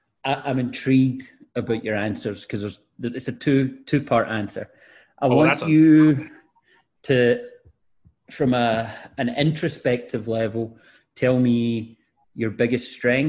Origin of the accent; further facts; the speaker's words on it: 20 minutes from Glasgow, Scotland, United Kingdom; moved away as an adult; now in United States; I thought maybe I would live in Glasgow, which is 20 minutes away from where I grew up.